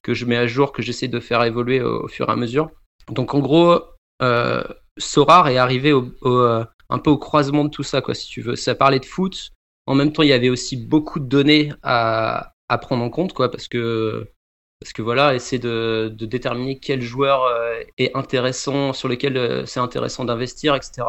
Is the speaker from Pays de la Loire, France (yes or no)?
no; Bordeaux region, Nouvelle-Aquitaine, France; moved away as an adult; also born or lived in Paris region, France; now in Canada; Je viens de la région bordelaise et après j'ai fait mes études et j'ai commencé à travailler. J'ai vécu une quinzaine d'années après en région parisienne